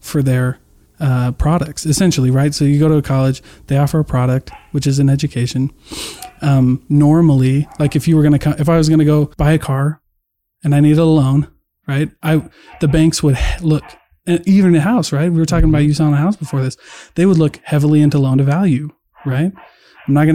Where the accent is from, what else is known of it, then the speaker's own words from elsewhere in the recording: Iowa, United States; now in Salt Lake City, United States; I grew up really Republican, but I grew up in Iowa